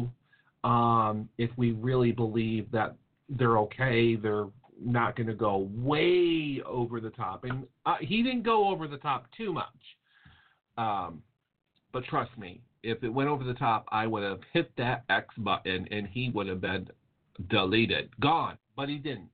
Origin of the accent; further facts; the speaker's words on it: Connecticut, United States; I'm from Connecticut